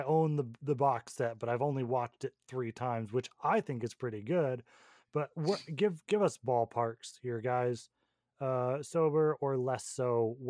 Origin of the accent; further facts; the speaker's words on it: Portland, United States; growing up in Portland